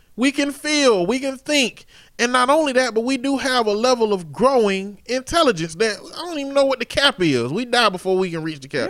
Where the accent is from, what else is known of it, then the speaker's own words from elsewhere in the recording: Chambers County, Alabama, United States; I'm from the Chambers County area